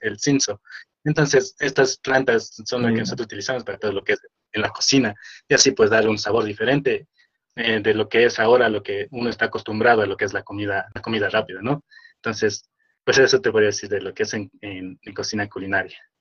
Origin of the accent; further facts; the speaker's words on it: Machachi, Pichincha, Ecuador; Soy de Machachi